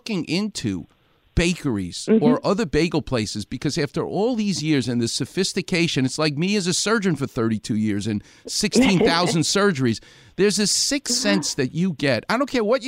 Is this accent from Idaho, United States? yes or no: no; New York City, New York, United States; now in Los Angeles, United States; I'm from Far Rockaway